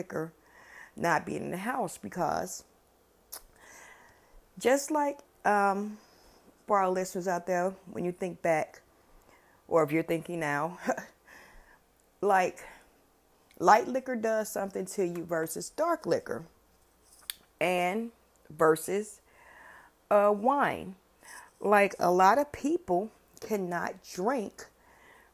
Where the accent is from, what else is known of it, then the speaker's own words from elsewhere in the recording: Chicago, Illinois, United States; I grew up on the West Side. West Side. That's where I grew up